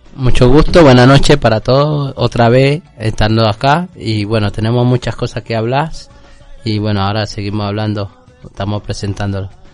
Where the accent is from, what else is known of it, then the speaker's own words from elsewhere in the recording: Colombia; now in Argentina; estoy apoyando como de colombiano